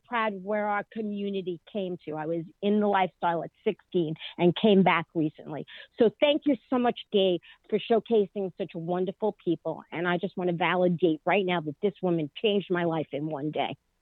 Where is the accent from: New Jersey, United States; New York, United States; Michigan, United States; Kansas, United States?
New York, United States; I'm also from New York